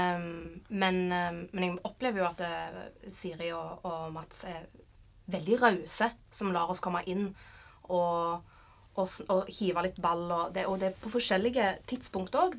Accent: Sandnes, Rogaland, Norway; born or raised there; moved away as an adult

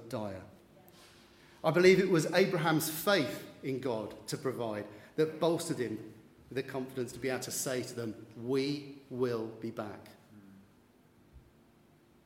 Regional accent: London, United Kingdom; growing up in East London, Essex borders, in Redbridge

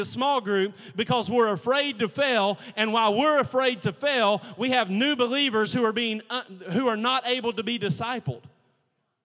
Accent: United States; We had kids in my holler. Yeah, I said holler. I'm from Logan County. We had a holler

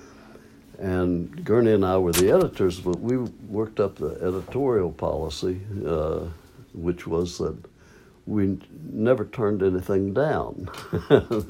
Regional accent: Maysville, Kentucky, United States; moved away as an adult; also born or lived in California; I came home from California, came back to Maysville for a visit, and my folks were there

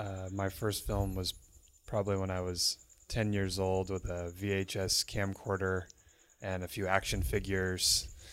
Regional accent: Salem, Oregon, United States; my hometown, Salem, Oregon

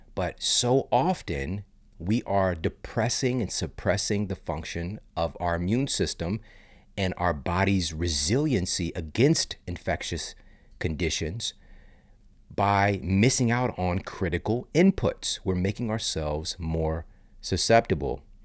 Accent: St. Louis, Missouri, United States; moved away as an adult; now in Los Angeles, United States; I live in L A now from the Midwest. I'm from Saint Louis. So I grew up going on trips with my family

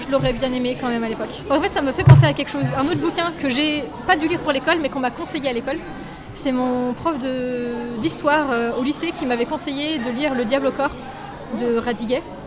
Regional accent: Paris, Île-de-France, France; moved away as an adult; also born or lived in Lille / South Korea; de base, je suis parisienne et je suis partie à Lille

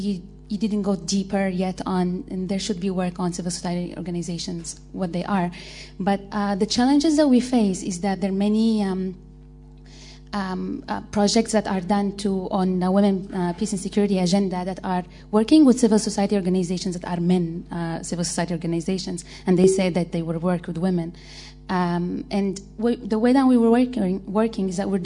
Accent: Yemen; I'm from Yemen

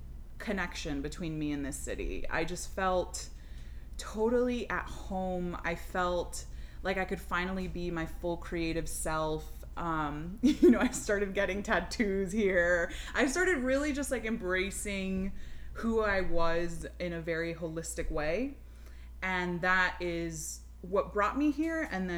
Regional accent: Miami, Florida, United States; now in Atlanta, United States; I grew up in Miami, like you said, which is a pretty crazy place

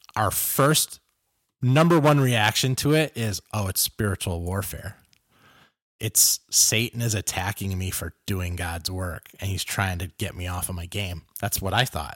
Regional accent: Los Angeles, California, United States; I grew up in South Central L

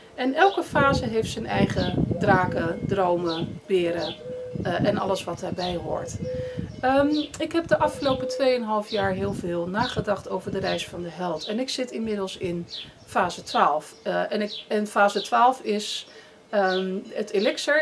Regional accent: Netherlands; moved away as an adult; now in Spain; Ik ben een Nederlander en ik ben een Calvinist in hart en nieren

